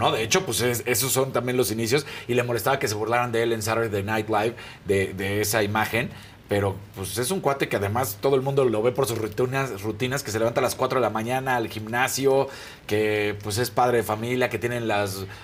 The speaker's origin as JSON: {"language": "Spanish", "country": "Mexico", "said": "una vergüenza como mexicano"}